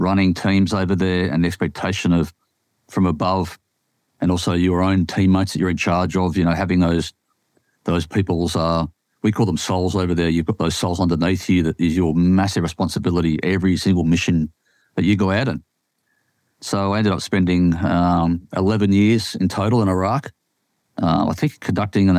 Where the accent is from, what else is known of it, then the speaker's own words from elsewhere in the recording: Sydney, New South Wales, Australia; I grew up in Sydney my whole life.